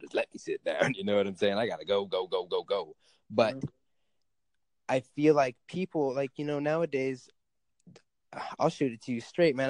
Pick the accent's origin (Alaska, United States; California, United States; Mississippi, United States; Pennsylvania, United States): Alaska, United States; I live in Alaska. I grew up in Alaska.